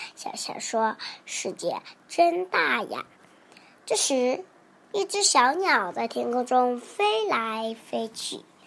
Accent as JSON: {"language": "Chinese", "town": "Wenzhou", "region": "Zhejiang", "country": "China", "said": "我来自浙江温州，今年快五周岁了"}